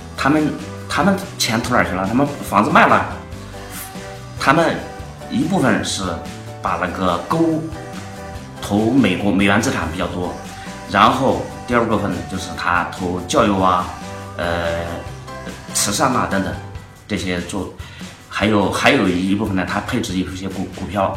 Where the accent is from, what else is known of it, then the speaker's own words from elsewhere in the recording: China; 我们中国人最习惯于在泡沫里面游泳